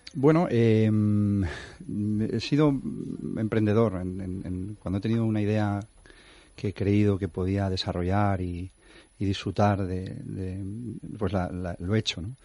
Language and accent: Spanish; Valencia, Valencian Community, Spain; moved away as an adult; now in Madrid, Spain; yo soy valenciano, mm. y, me vine a Madrid hace como cuatro años